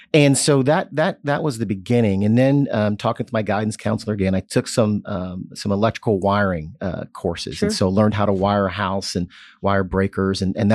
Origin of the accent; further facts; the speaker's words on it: Jeffersonville, Indiana, United States; I was born in Southern Indiana, so Hoosier.